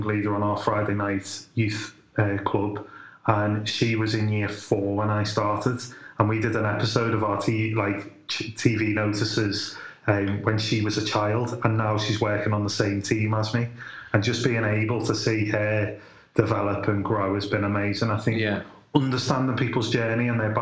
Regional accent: Liverpool, North West England, United Kingdom; now in Halesowen, United Kingdom; I'm originally from Liverpool, hope you can tell, but now based in Hales Owen, just outside of Birmingham

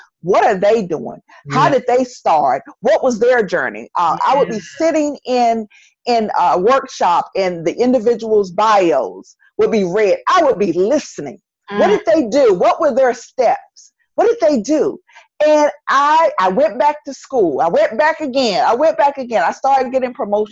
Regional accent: North Carolina, United States; accent: Southern; moved away as an adult; also born or lived in Charlotte, North Carolina / Maryland; now in Washington, D.C. area, United States; I sound like I'm from North Carolina because I am from North Carolina

